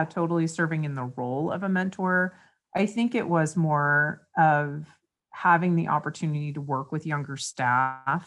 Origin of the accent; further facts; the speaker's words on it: East Coast, United States; moved away as an adult; also born or lived in West Virginia / near Manhattan; now in Reno, United States; I'm from the East Coast originally. I now currently live in Reno